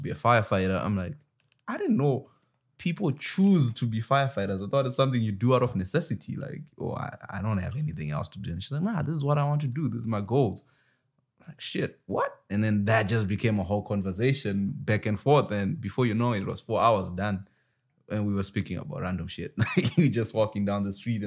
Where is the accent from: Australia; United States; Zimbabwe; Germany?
Zimbabwe; moved away; I'm from Zimbabwe.